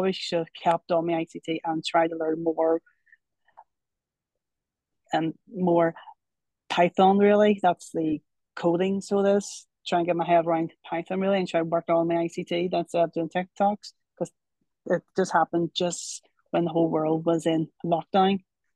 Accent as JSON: {"language": "English", "region": "Northern Ireland", "country": "United Kingdom", "said": "I'm from Northern Ireland"}